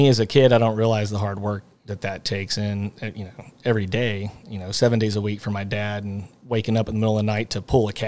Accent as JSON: {"language": "English", "town": "Alvin", "region": "Texas", "country": "United States", "tie": "born or raised there", "also_born_or_lived": "Nacogdoches, Texas", "said": "we moved back from Nacogdoches when I was like two. And so pretty much been in Alvin forever"}